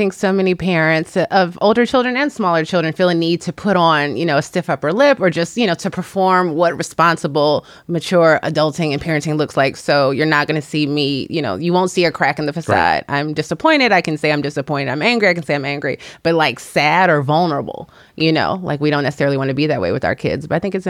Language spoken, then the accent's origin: English; Chicago, Illinois, United States; moved away as an adult; also born or lived in Washington, D.C. / New York; now in Los Angeles, United States; I'm new to California. I live in the greater Los Angeles area. And I grew up in Chicago, spent my adulthood in Washington, D.C. and New York.